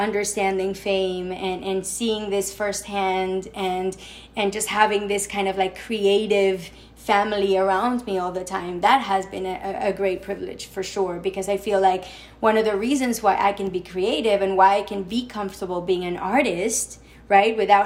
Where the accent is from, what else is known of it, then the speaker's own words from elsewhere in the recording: Mexico City, Mexico; moved away as an adult; now in New York City, United States; I grew up in Mexico